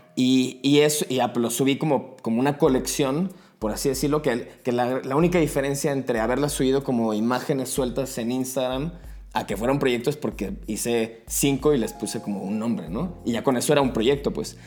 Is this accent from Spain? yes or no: no; Guadalajara, Jalisco, Mexico; now in Mexico City, Mexico; yo soy de Guadalajara